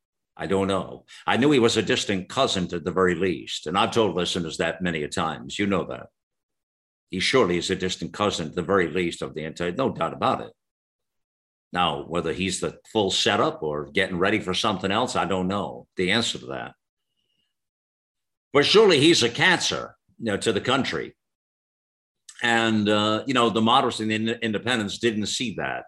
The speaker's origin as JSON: {"language": "English", "country": "United States", "tie": "born or raised there", "said": "in America, growing up as a lad"}